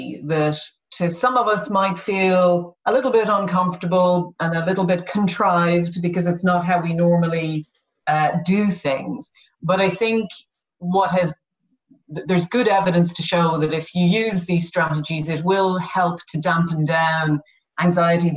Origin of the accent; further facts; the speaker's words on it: United Kingdom; we are very British